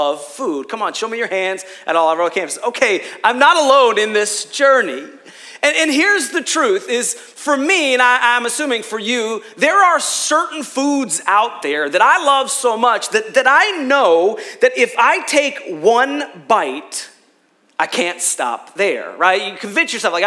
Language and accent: English; Rochester, New York, United States; We're from Rochester